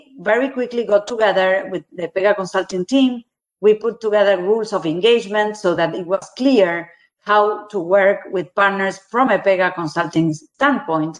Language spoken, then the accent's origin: English; Argentina; also born or lived in Brazil; I was born in Argentina, 40 years of my career working in Latin America, Argentina, living in Argentina, Brazil